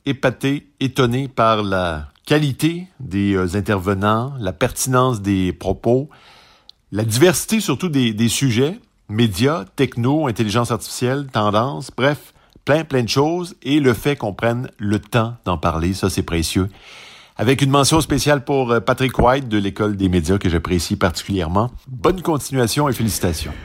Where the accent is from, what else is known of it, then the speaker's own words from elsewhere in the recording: Switzerland; je suis suisse